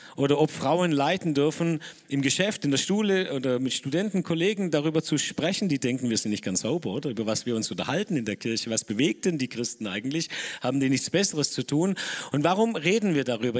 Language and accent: German; Dettingen an der Erms, Baden-Württemberg, Germany; ich bin aus Nettingen, Ermstal